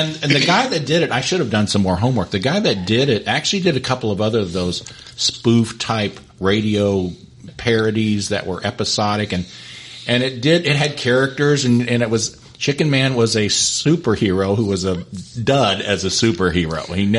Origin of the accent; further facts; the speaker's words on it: Jefferson City, Missouri, United States; growing up in Jeff City